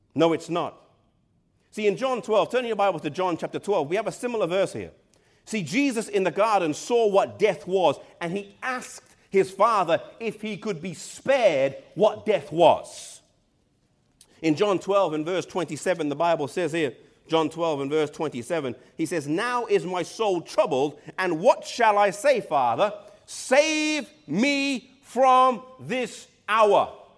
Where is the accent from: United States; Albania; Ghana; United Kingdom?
United Kingdom; England; I'm from England